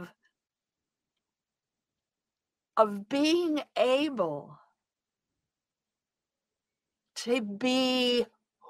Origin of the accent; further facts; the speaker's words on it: Southern Idaho, United States; I come from Southern Idaho. I'm a Western woman. And I'm a cop's kid. I was raised in a police station.